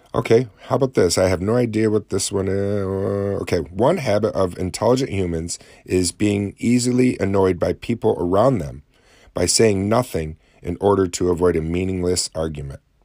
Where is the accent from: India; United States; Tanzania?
United States; Lake Ontario area, upstate New York; when I tell people I'm from New York, they instantly think New York City.